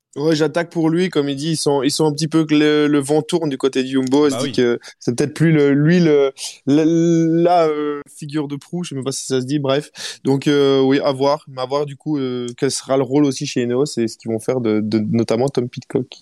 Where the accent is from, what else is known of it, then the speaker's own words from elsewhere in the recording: Belgium; chez nous en Belgique